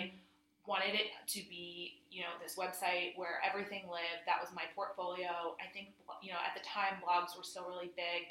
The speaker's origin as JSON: {"language": "English", "region": "Rhode Island", "country": "United States", "tie": "born or raised there", "also_born_or_lived": "New York", "moved": "as an adult", "lives_now": "London, United Kingdom", "said": "I worked for a fashion designer based out of my hometown, which is in Rhode Island"}